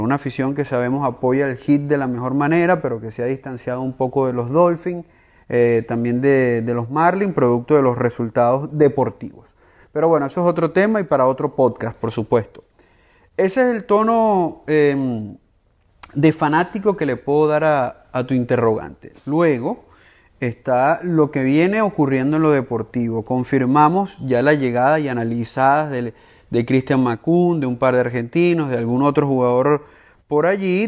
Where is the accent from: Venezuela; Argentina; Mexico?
Venezuela; como venezolano